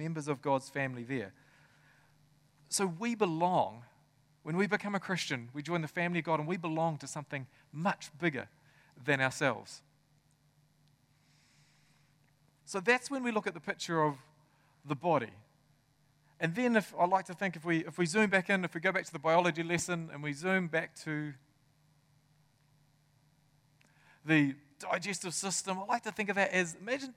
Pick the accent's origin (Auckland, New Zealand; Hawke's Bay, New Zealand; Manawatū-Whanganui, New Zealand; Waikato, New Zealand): Waikato, New Zealand; Tokoroa; I grew up in Tokoroa.